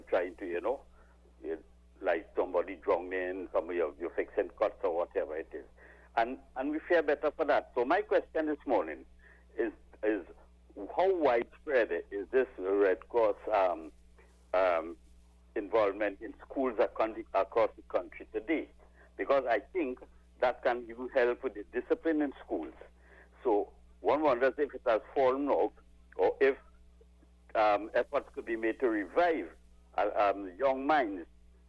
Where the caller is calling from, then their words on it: Arima, Trinidad & Tobago; I'm calling from Arima.